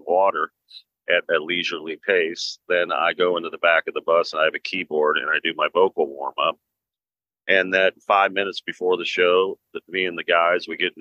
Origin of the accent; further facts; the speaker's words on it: Cincinnati, Ohio, United States; my hometown of Cincinnati, Ohio